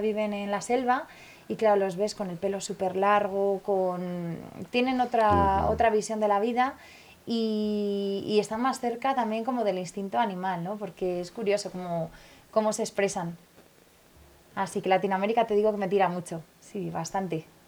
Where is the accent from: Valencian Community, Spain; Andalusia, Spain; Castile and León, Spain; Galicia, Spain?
Valencian Community, Spain; moved away; also born or lived in Tenerife; en mi pueblo, en Valencia, Don Juan, en Collanza, como le llamamos nosotros